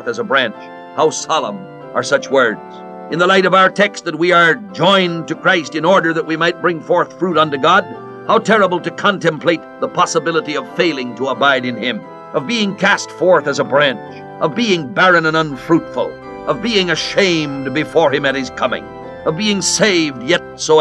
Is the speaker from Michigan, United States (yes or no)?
no; California, United States; I was born in California, a country of fruit. In that little valley in California where I passed my boyhood